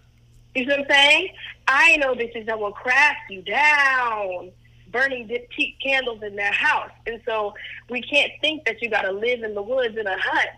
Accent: Cleveland, Ohio, United States; I'm from Cleveland, Ohio. My family is like a whole lot of black folks from the Midwest after the Great Migration.

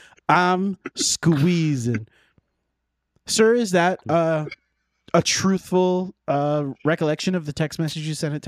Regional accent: United Kingdom; Aubergine emoji. I'm British.

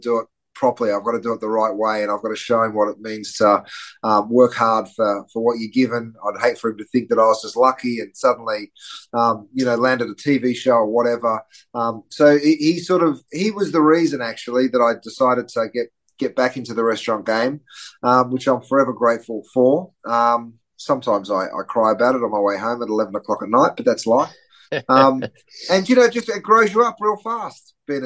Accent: Australia; moved away as an adult; also born or lived in London, United Kingdom; now in Los Angeles, United States; I grew up in Australia, which explains the slightly strange accent

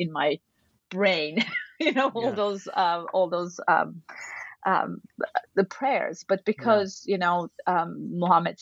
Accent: Turkey; moved away; I grew up in Turkey, which is a predominantly Muslim country

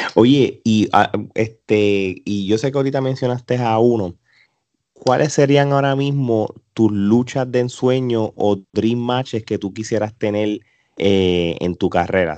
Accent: Puerto Rico; ahora nosotros somos tres puertorriqueños

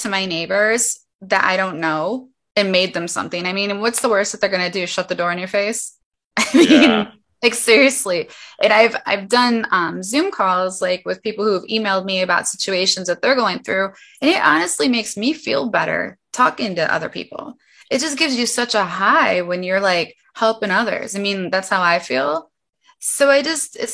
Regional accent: Midwest, United States; I'm from the Midwest

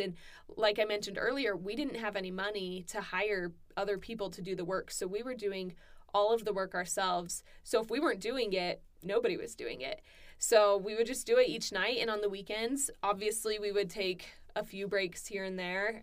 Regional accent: Southern California, United States; moved away as an adult; also born or lived in Arkansas; I'm from California

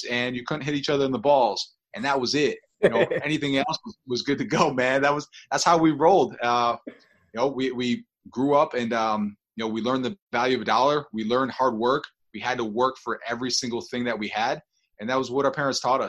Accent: Buffalo, New York, United States; we grew up in Buffalo, New York, you know, the snowiest city

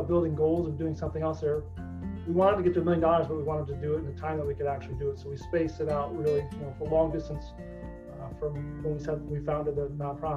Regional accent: Northwest Ohio, United States; now in Columbus, United States; I grew up in Northwest Ohio, and very involved in the community

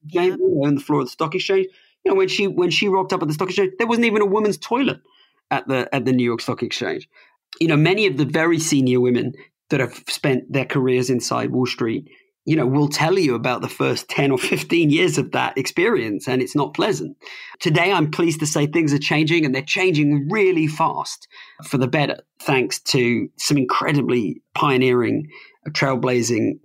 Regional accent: United Kingdom; accent: plummy British; now in United States; I'm an immigrant. Uh, I've lived in America longer than I've lived anywhere else, but I never lost um, my plummy British accent

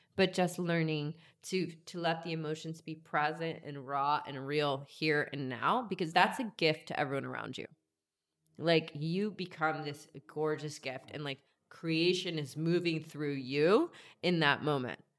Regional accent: Georgia, United States; moved away; I grew up in Georgia

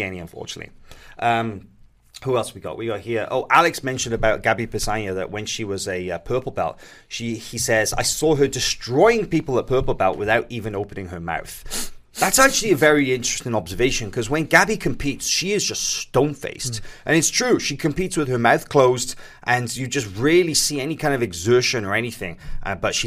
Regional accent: Wales, United Kingdom; as a Welshman

